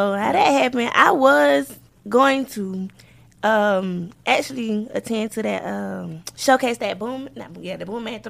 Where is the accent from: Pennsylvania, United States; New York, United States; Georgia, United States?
Georgia, United States; Albany; I'm from Albany, Georgia.